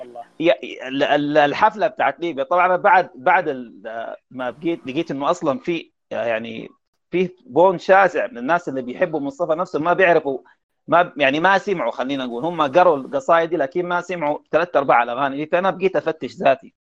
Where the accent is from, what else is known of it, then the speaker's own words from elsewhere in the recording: Sudan; عندنا في السودان